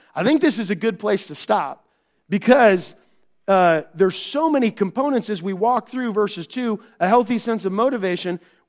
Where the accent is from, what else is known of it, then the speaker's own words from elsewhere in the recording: Minnesota, United States; because I came from Minnesota, that this is going on.